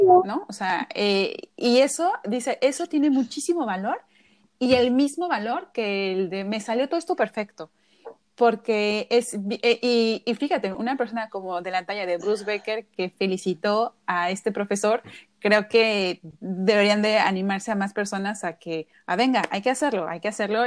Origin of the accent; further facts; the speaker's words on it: Mexico; nosotros como mexicanos